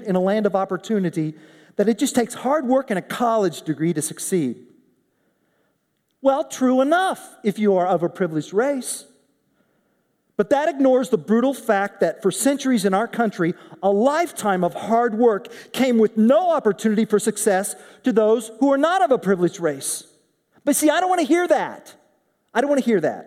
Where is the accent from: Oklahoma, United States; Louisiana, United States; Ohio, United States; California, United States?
Oklahoma, United States; in Oklahoma, my home state